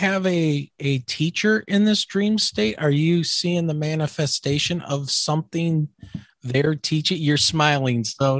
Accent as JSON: {"language": "English", "region": "Michigan", "country": "United States", "tie": "born or raised there"}